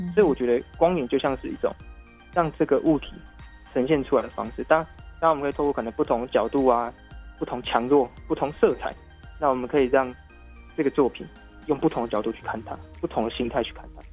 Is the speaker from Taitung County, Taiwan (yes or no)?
no; Tainan, Taiwan; 我是台南人，但是我住新营区